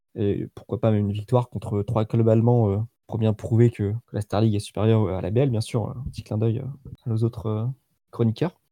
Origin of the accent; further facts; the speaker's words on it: France; on est français nous